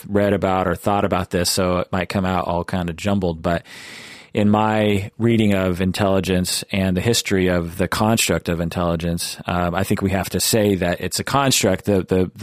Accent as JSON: {"language": "English", "town": "Seattle", "region": "Washington", "country": "United States", "said": "I'm from Seattle"}